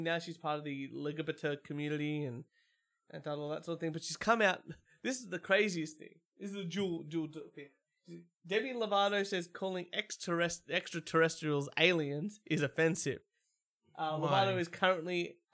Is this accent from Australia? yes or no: yes; Australia; I'm Australian